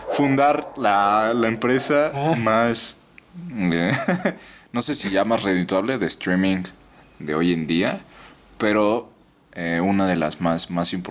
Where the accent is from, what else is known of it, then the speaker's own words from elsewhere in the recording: Tlaxcala, Mexico; also born or lived in Yucatán; También soy de Tlaxcala.